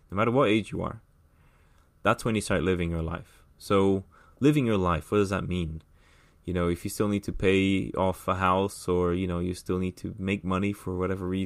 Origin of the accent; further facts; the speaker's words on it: São Paulo, Brazil; born there; also born or lived in England / United States / Middle East / Ireland; so I was born in Brazil, in São Paulo. Um, I lived. I've lived in the states. I've lived in England for most of my life.